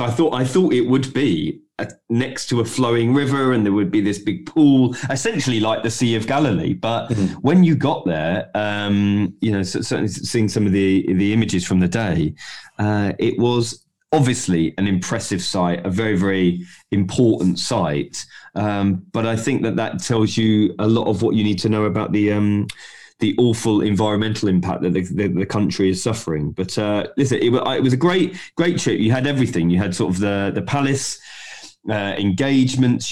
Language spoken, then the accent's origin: English; London, United Kingdom; We're from South London